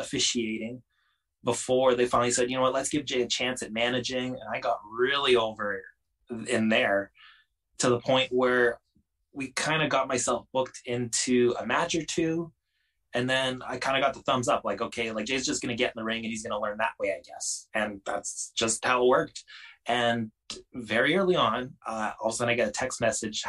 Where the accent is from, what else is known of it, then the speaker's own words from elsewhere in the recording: Canada; Being the Canadian